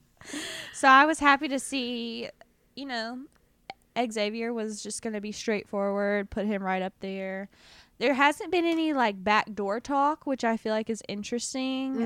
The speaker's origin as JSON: {"language": "English", "region": "the South", "country": "United States", "accent": "southern", "said": "My southern accent will have evolved into an Australian accent."}